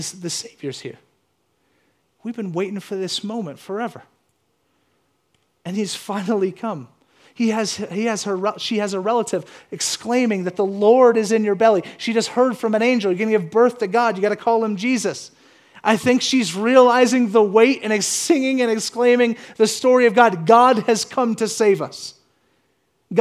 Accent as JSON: {"language": "English", "region": "the South", "country": "United States", "tie": "born or raised there", "said": "I grew up in the South where I kept hearing this stuff on the radio"}